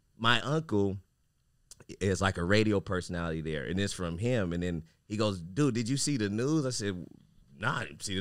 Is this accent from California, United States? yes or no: yes; Fresno, California, United States; Fresno, my hometown.